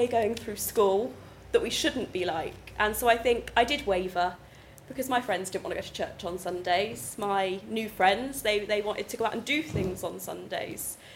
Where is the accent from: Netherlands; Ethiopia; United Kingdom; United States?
United Kingdom; Swindon, South West England; I grew up in Swindon